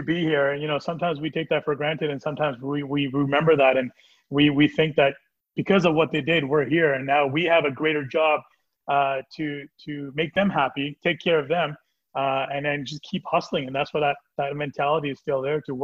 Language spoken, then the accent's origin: English; Brampton, Ontario, Canada; born and raised in Brampton